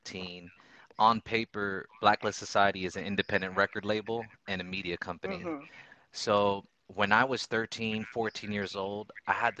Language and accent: English; Orlando, Florida, United States; I grew up in Orlando, Florida